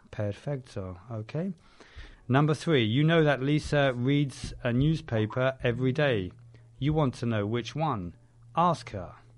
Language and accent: English; London, United Kingdom; I'm from London.